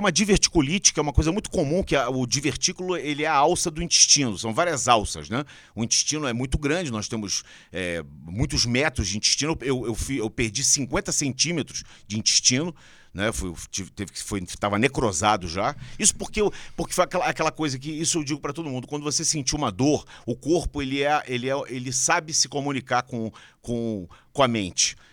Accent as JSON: {"language": "Portuguese", "region": "Rio de Janeiro", "country": "Brazil", "moved": "as an adult", "lives_now": "São Paulo, Brazil", "said": "Eu sou carioca"}